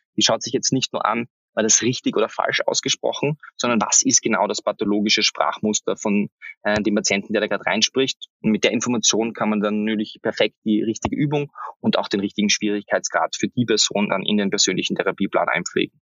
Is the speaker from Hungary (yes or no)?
no; Austria; für mich als, als Österreicher